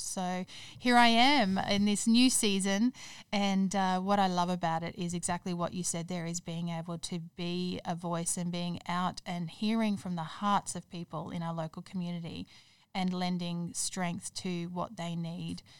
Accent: Toowoomba, Queensland, Australia; moved away as an adult; also born or lived in Perth; now in Brisbane, Australia; I grew up in Toowoomba, moved down here to Brisbane to go to university

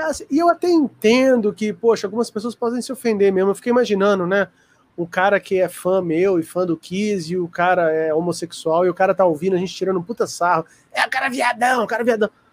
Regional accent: Brazil; Eu sou brasileiro, para justificar o inglês meio

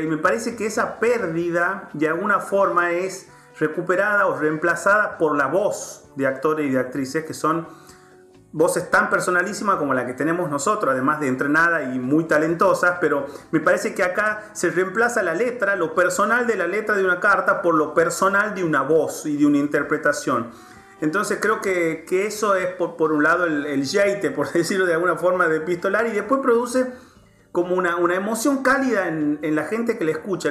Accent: Tucumán, Argentina; moved away; yo soy tucumano

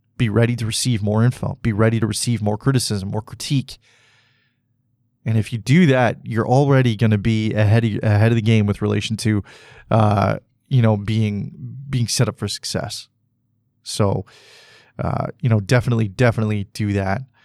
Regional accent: Canada

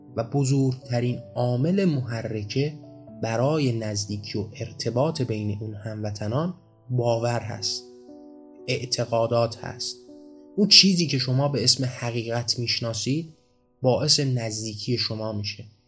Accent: Iran; من و شما توی ایران به دنیا نیومده بودیم خب قاعدتا ما ایرانی نبودیم

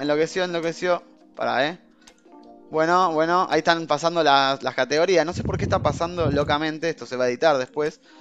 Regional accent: Argentina; Es el único lugar, los únicos dos lugares donde tenemos el acento este

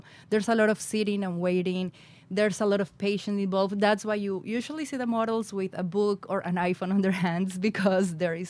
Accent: Colombia; English is a second language; now in United States; To start from the beginning, I'm originally from Colombia. I moved to the United States in 2004. And that's when I went to the intensive English program at Lynn University.

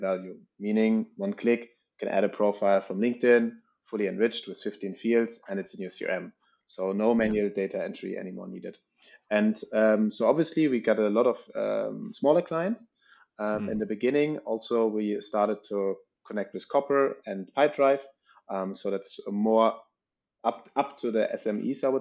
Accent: Northern Germany, Germany; moved away as an adult; now in Paris, France; I'm actually coming from Northern Germany

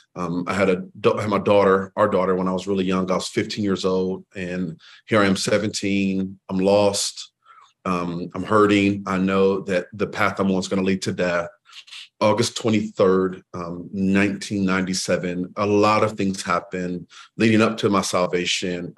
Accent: Waterloo, Iowa, United States; I'm from Waterloo, actually, Waterloo, Iowa

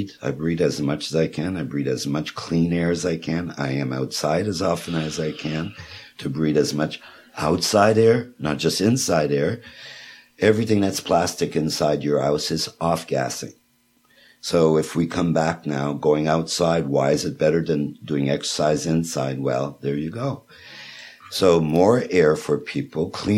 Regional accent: Quebec, Canada; moved away; the Montclair that comes from Quebec, where the well is, which is right beside my hometown

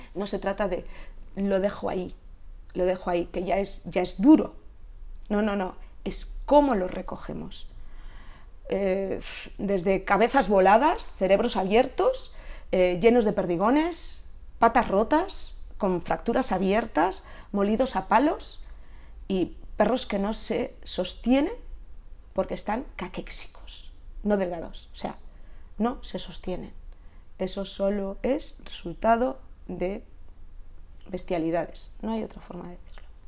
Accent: Catalonia, Spain; moved away as an adult; now in Galicia, Spain; tengo mi, corazón eh, catalán de haber nacido y criado allí, criado allí

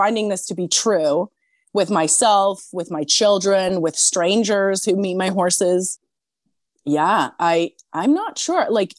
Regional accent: Switzerland; now in Canada; So in my country of origin in Switzerland, I'm like, I can feel it. I'm the Canadian. But here in Canada, I feel very Swiss a lot of the time.

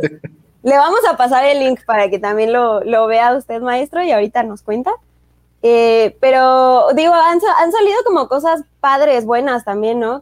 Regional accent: Mexico; somos pues mexicanos

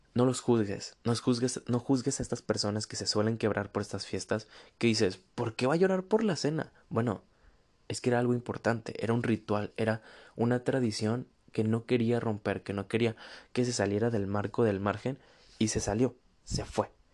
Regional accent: northern Mexico, Mexico; acá en el norte, de donde soy

